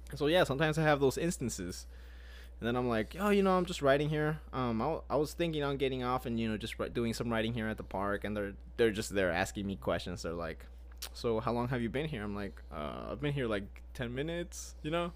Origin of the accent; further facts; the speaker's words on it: Grapevine, Texas, United States; I was born in Grapevine